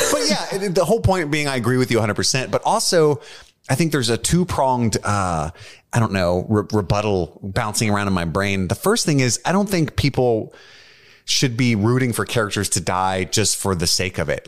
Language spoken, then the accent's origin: English; Kentucky, United States; we're all from Kentucky